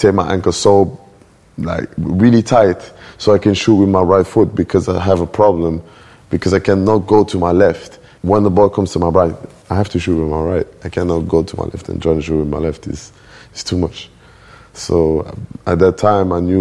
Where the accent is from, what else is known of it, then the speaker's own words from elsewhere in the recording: Antwerp, Flanders, Belgium; moved away; also born or lived in Brussels / Molenbeek; I was born in Belgium, born in Antwerp